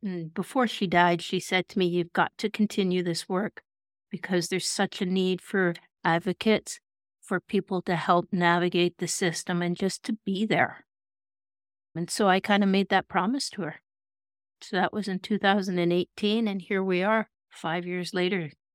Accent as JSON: {"language": "English", "town": "Kelowna", "region": "British Columbia", "country": "Canada", "tie": "born or raised there", "said": "my hometown of Kelowna"}